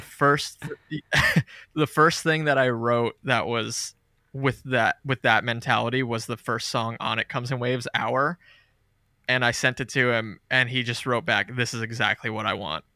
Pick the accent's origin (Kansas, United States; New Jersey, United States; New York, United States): New Jersey, United States; moved away as an adult; now in North Carolina, United States; I live in North Carolina now, but I'm from Jersey